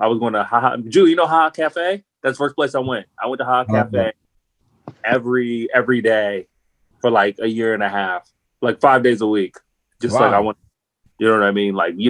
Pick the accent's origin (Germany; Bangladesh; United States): United States; Los Angeles, California; I'm not from New York. And in LA, we have an Italian community, but I don't know anybody Italian.